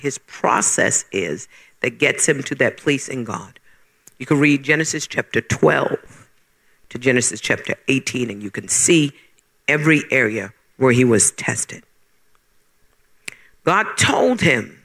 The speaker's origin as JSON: {"language": "English", "country": "Bermuda", "tie": "born or raised there", "moved": "as an adult", "lives_now": "United States", "said": "When I left Bermuda, I was born in Bermuda, and when I left Bermuda"}